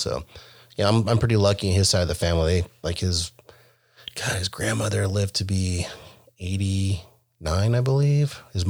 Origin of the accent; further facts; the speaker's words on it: Monterey County, California, United States; also born or lived in Los Angeles, California; now in Seattle area, Washington, United States; I grew up in Monterey County. We moved up there from Los Angeles in 1975. And at the time, the town only had like 3,000 people.